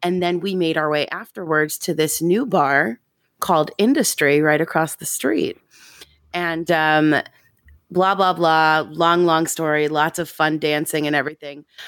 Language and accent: English; Long Island, New York, United States; I grew up on Long Island